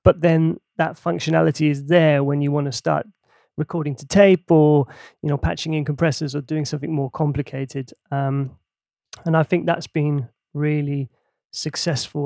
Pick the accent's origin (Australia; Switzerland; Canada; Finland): Finland; Helsinki, Uusimaa; now in London, United Kingdom; growing up in Helsinki in Finland